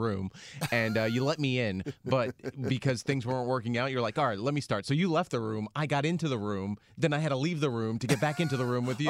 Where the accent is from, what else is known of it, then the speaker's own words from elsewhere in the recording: United States; as an American